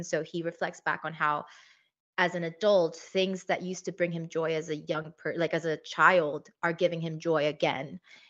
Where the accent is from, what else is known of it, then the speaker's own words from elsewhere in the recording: Cyprus; I also love Greek mythology since I grew up in Cyprus.